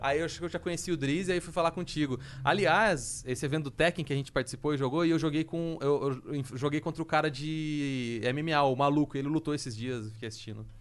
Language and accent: Portuguese; Londrina, Paraná, Brazil; eu sou de Londrina, viajei de lá para Curitiba